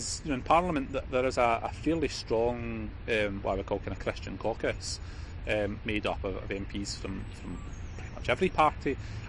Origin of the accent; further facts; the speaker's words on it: Scotland, United Kingdom; I'm a Scottish Nationalist politician. He's an Ulster Unionist.